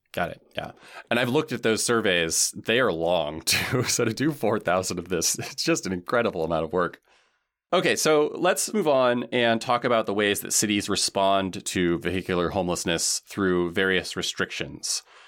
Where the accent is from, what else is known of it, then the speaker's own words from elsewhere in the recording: Washington, United States; moved away; I'm from Washington State